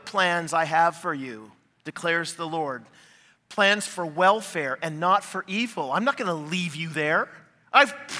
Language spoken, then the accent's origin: English; Canada; now in United States; I'm Canadian